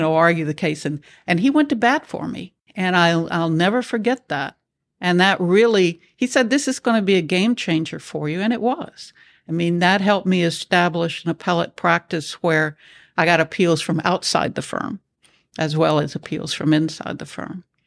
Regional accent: Nashville, Tennessee, United States; moved away as an adult; also born or lived in Houston, Texas; I grew up in Nashville, Tennessee

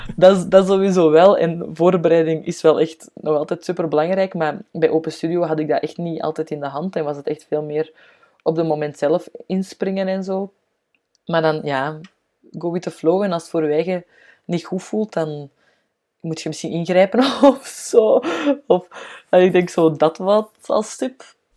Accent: Antwerp, Flanders, Belgium; ik kom van Antwerpen, hè, dus dat hoort je normaal heel hard

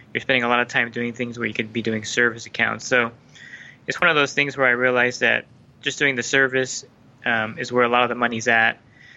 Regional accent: Southern California, United States; also born or lived in New Jersey; So I'm 46, going to be 47 pretty soon, so almost 40 years in California

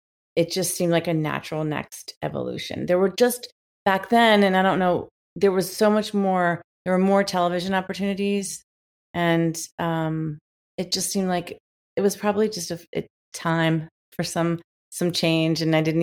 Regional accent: Washington, District of Columbia, United States; also born or lived in Memphis, United States / New York, United States; now in Los Angeles, United States; Actually, I was born in Memphis. I lived in Memphis till I was about 6 or 7. And then all my family still lives in Memphis, but my immediate family moved to Washington, D.C.

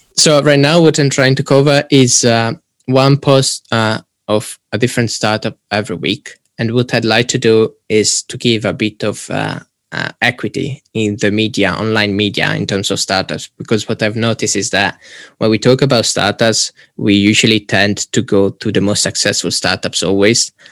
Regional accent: Italy; moved away as an adult; now in Warwick, United Kingdom; I'm originally from Italy and then currently finishing my degree in digital innovation and entrepreneurship at Warwick

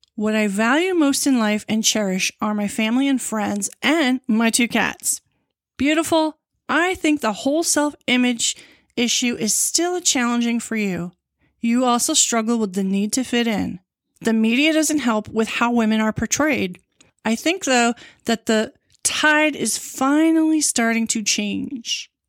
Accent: Long Island, New York, United States; I was born in New York City, and moved to Long Island, where, when I was six.

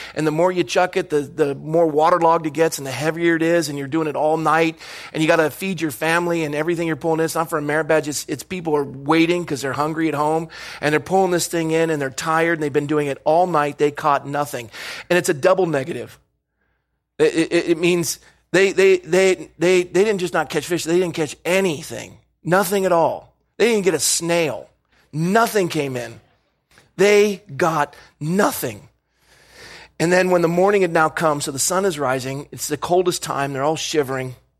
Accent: Coronado, California, United States; when I was growing up in Coronado, California

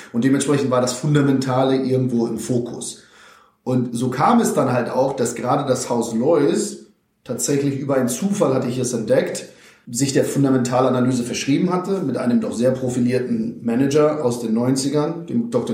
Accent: Vechta district, Lower Saxony, Germany; moved away; die liegt tatsächlich in Niedersachsen, da, dort, wo ja auch die Leuswurzeln liegen, circa 60 Kilometer entfernt von Oldenburg. Landkreis Fechter nennt sich der schöne äh, Flecken Erde.

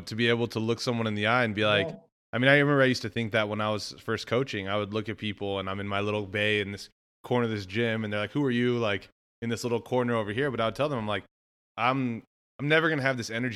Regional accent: West Texas, United States; I'm from West Texas. They're like, oh, you have your West Texas swing

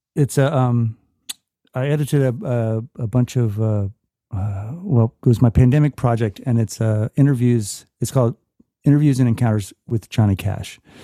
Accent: Atlanta, Georgia, United States; also born or lived in Virginia; I was born in Virginia, but I grew up in Atlanta

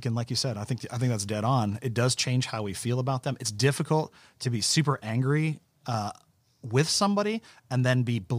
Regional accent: West Virginia, United States; We're from West Virginia.

